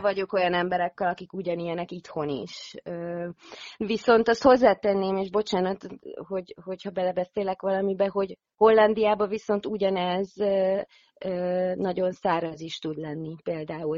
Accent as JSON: {"language": "Hungarian", "country": "Hungary", "tie": "born or raised there", "also_born_or_lived": "Netherlands", "moved": "yes", "said": "én itt a szülőhazámba"}